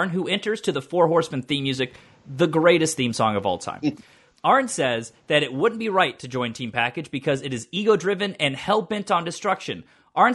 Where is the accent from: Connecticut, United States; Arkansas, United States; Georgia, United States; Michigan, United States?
Georgia, United States; Atlanta; now in New York, United States; growing up in Atlanta, when I lived in downtown Atlanta